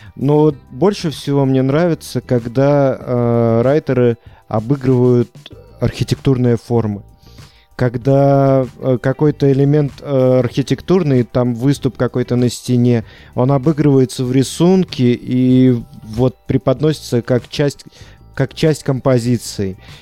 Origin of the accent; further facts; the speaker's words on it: Unecha, Bryansk Oblast, Russia; моего родного города Унеча